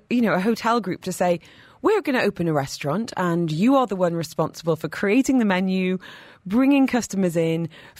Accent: near Newcastle, North East England, United Kingdom; accent: Geordie; now in Dubai, United Arab Emirates; I am from just up the road near Newcastle

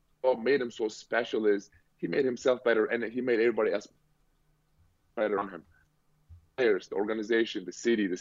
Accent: Turkey; now in Boston, United States; I grew up in Turkey

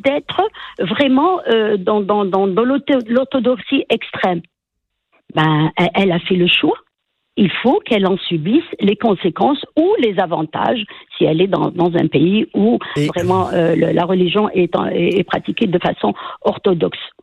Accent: Quebec, Canada; en tant que Québécois

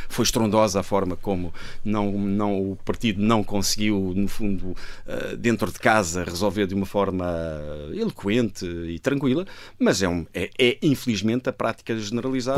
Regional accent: Portugal; also born or lived in Glasgow, United Kingdom; nós portugueses

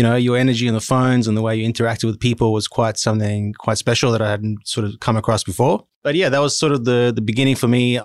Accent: Cape Town, Western Cape, South Africa; moved away as an adult; now in Sydney, Australia; I was born in South Africa in Cape Town, went to high school, obviously, university, did a commerce degree. And immediately after that, hopped on a plane and came to Australia

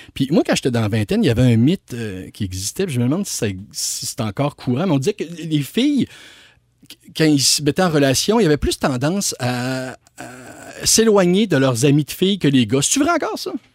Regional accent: Quebec City, Quebec, Canada; now in Montreal, Canada; je viens de Québec hein, puis je, suis venu à Montréal

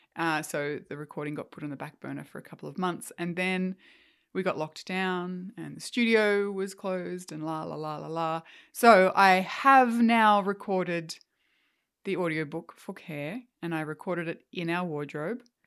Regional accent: Australia

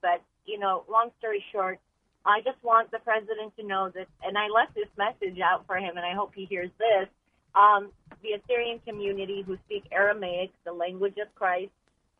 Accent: Chicago, Illinois, United States; born there; from Chicago. I was born there.

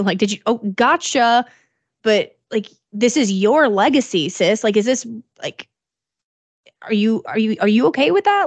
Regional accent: Illinois, United States; moved away; my hometown in Illinois

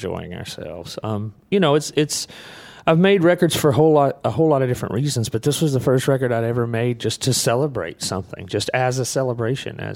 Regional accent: Muscle Shoals, Alabama, United States; I grew up in Muscle Shoals, Alabama, just outside of Muscle Shoals, Alabama

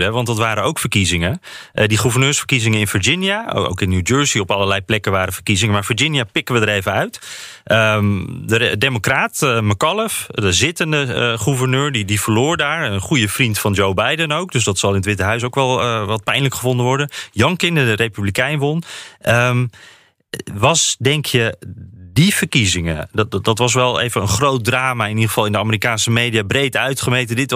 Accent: Netherlands; now in Washington, United States; wij als Nederlander

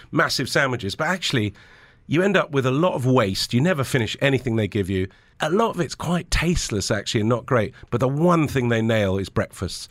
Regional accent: Lebanon; moved away; also born or lived in England; I grew up in Lebanon, but there was a civil war going on

